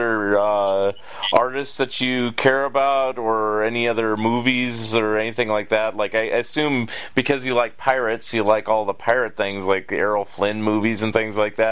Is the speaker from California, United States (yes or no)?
yes; Bay Area, California, United States; I grew up in the General Bay Area